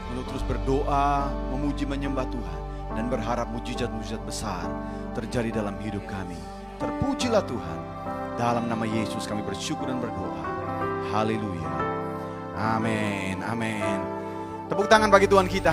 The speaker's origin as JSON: {"language": "Indonesian", "country": "Indonesia", "said": "negeri kami Indonesia"}